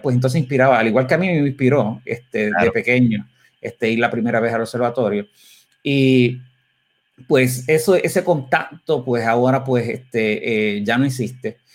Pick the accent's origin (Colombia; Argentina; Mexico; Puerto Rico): Puerto Rico; como puertorriqueños